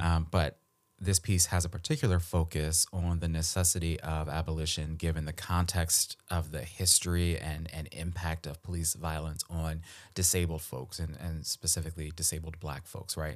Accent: Baltimore, Maryland, United States; moved away; I grew up in Baltimore

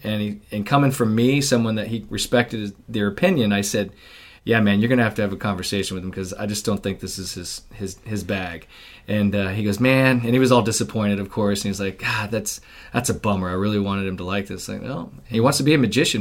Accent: Midwest, United States; I grew up in the Midwest

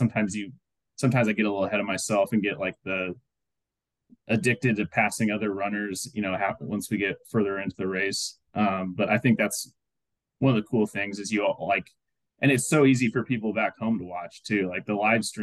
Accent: Iowa, United States; moved away; back to my hometown in Iowa

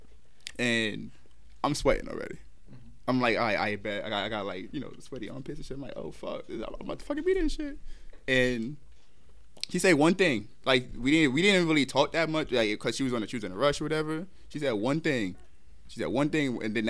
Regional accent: New York City, New York, United States; I'm from Brooklyn

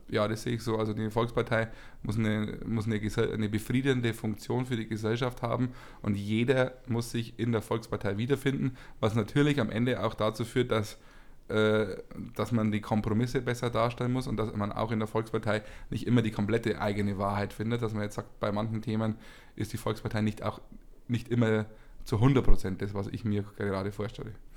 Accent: Bavaria, Germany; bei uns in Bayern

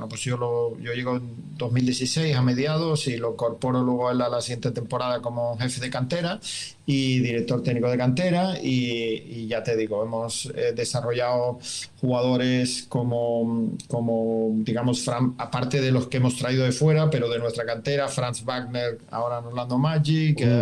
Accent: Germany; Spanish is a second language; cuando llegué aquí pues me preguntaba un poco, eh, como buen alemán, ¿no?

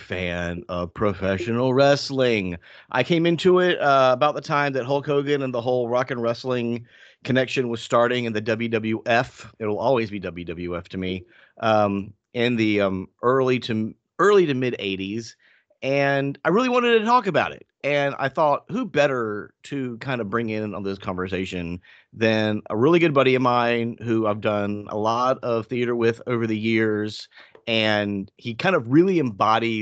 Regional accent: the South, United States; I grew up in the South

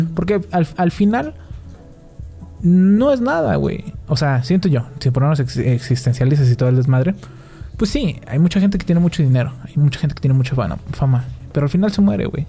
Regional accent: Mexico; nosotros tenemos como mexicanos

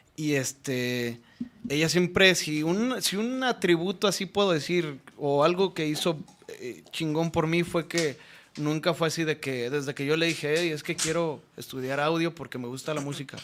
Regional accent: Las Varas, Nayarit, Mexico; moved away; soy de Las Varas Nayarit, ahí cerquita de la costa

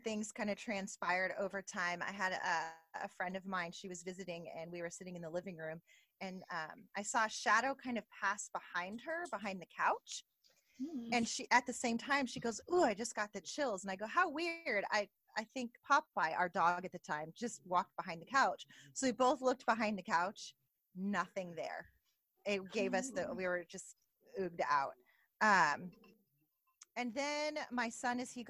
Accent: Northern California, United States; I'm from California, and my parents had some property, different homes in my hometown. And I'm from Northern California

